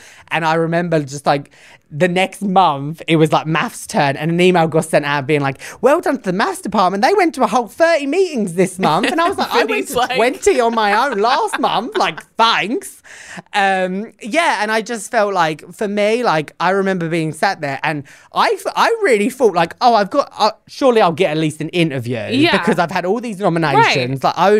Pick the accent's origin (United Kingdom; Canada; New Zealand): United Kingdom; England; now in United States; I came from England, and during my teacher training, I think I had like, overall, in both the schools I was at, I probably had about 4 students that had IEPs in England.